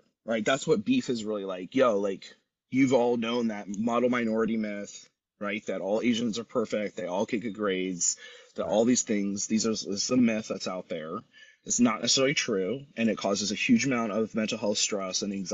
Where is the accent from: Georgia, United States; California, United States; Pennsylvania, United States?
California, United States; Los Angeles; we're from LA or we're from Southern California